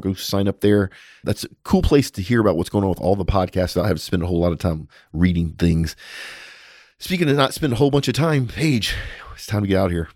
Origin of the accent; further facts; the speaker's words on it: United States; as an American